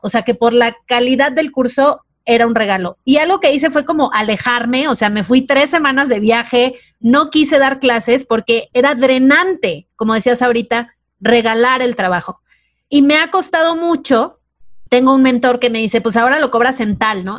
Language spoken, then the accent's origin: Spanish; Mazatlán, Sinaloa, Mexico; yo vengo de Mazatlán